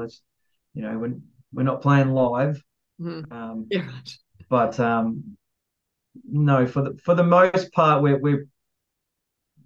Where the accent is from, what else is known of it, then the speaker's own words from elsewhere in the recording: Australia; being Aussie